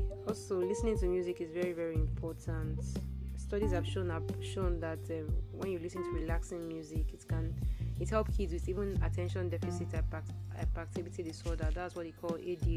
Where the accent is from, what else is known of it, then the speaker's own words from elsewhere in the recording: Nigeria; I'm a Nigerian